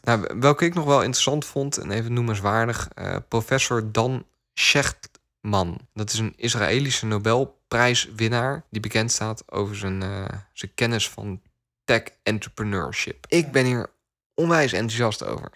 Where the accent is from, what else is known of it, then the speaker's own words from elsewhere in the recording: Netherlands; ik word ook wel trots als Nederlander.